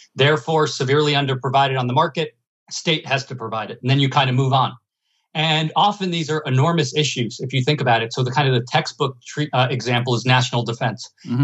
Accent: United States; I'm from New Jersey and New York

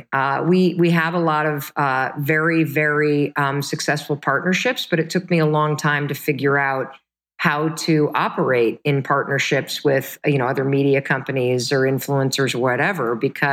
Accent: Midwest, United States; also born or lived in Michigan; we were the kind of family growing up in the Midwest

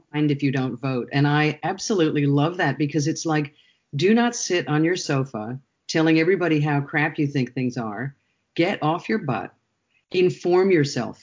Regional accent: United States; moved away as an adult; both Shara and I grew up in the United States.

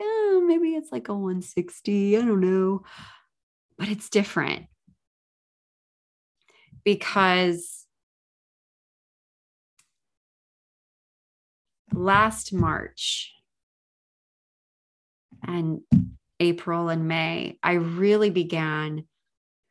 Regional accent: San Diego, California, United States; I live in San Diego and I was born in San Diego

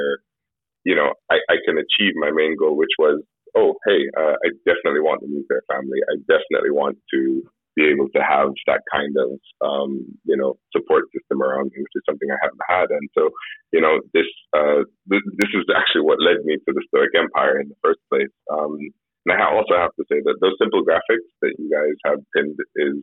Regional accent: Jamaica; I'm Jamaican, but British parentage

